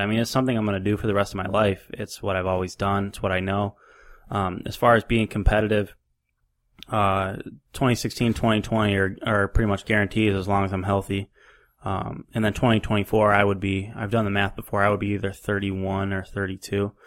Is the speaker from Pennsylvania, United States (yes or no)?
no; New York, United States; also born or lived in Louisiana; now in North Carolina, United States; I grew up in New York